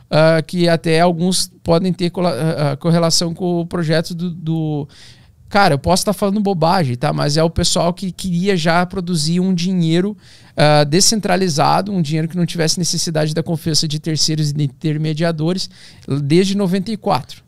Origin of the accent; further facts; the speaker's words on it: Vera Cruz, Rio Grande do Sul, Brazil; eu nasci no interior do Rio Grande do Sul, então, tipo, uma cidade de 20 mil habitantes